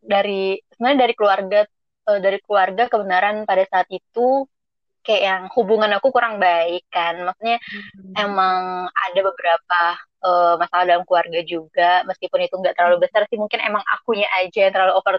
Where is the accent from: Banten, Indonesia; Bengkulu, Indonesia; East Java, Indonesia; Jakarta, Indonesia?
Bengkulu, Indonesia; jadi uh, aku itu aslinya dari Bengkulu.